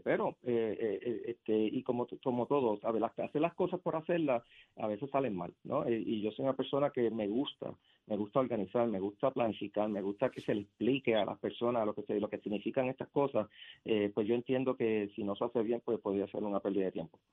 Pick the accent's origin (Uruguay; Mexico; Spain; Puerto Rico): Puerto Rico; Yauco; ibarrito aquí de Puerto Rico, de Yauco